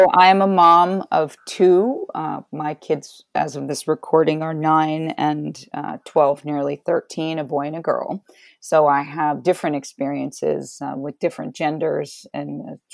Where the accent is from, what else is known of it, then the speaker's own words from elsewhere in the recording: New York City, New York, United States; also born or lived in Shinnecock Reservation, Southampton, New York; was born and raised in New York City